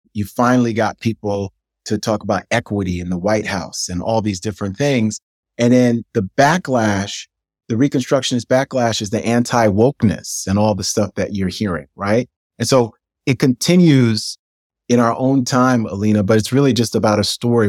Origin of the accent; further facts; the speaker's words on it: New York City, New York, United States; growing up in New York City in the nineteen eighties